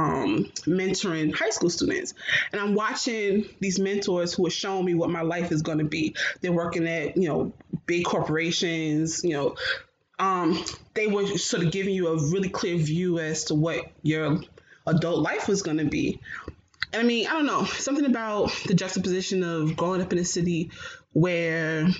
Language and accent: English; Newark, New Jersey, United States; I grew up born and raised in Newark, New Jersey